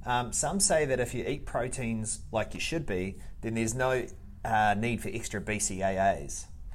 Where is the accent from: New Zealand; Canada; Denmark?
New Zealand; I'm a Kiwi.